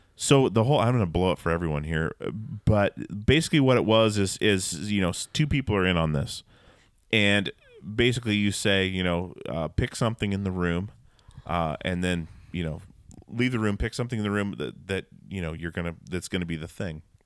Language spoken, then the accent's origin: English; Alaska, United States; growing up in Alaska